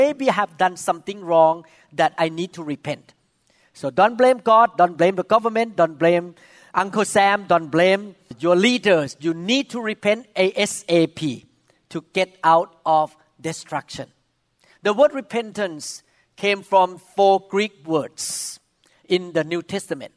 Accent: Thailand; moved away; I came from Thailand

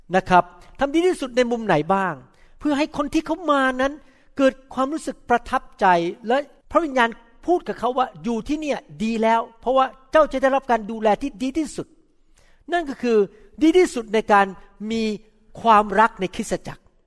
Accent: Thailand; moved away; ผมรู้ผมเป็นคนไทย พูดมีสำเนียง

